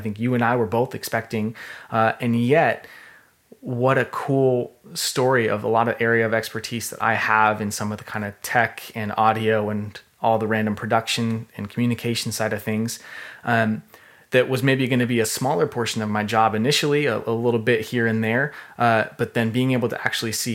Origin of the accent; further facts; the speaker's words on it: Redmond, Washington, United States; also born or lived in Ellensburg / Australia; I'm from the area. I grew up in Redmond on Education Hill